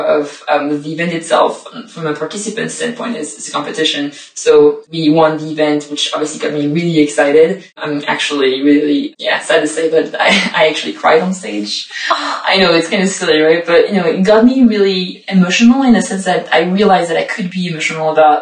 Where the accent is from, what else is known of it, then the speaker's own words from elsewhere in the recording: Paris, Île-de-France, France; moved away as an adult; also born or lived in Montpellier, France; now in London, United Kingdom; I'm originally from Paris, but I've been studying and living and working in the south of France for a couple of years before moving here